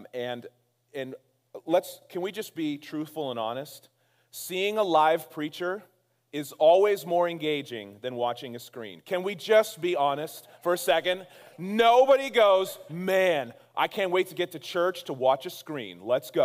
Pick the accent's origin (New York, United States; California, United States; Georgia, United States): California, United States; Castro Valley; My wife and I were born and raised in Castro Valley